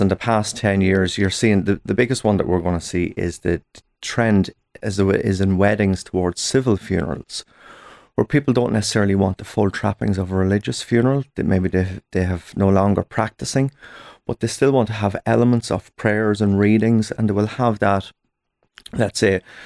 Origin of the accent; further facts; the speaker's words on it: Ireland; us as Irish people